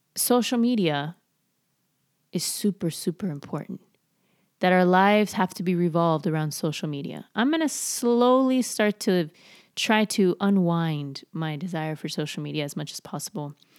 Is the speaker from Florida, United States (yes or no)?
yes; Miami, Florida, United States; I was super, super skinny growing up in Miami